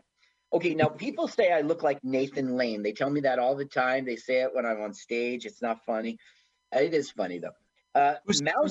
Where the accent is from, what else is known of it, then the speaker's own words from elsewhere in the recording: Florida, United States; I'm from the East Coast, not yeah. Florida.